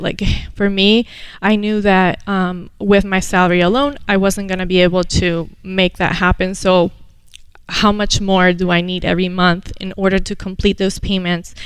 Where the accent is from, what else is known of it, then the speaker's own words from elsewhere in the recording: Venezuela; moved away as an adult; now in United States; I was born here, moved to Venezuela when I was seven, and came back at the age of 19, ready for college